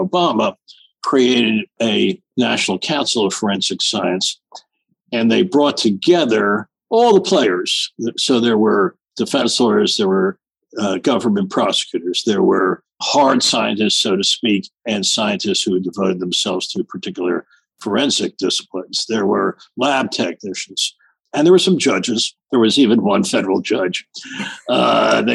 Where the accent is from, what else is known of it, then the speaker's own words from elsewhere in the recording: United States; being an American